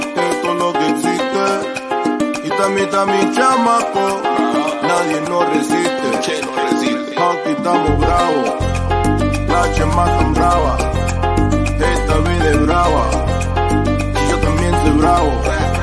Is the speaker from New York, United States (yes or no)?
yes; New York City, New York, United States; I'm from the Bronx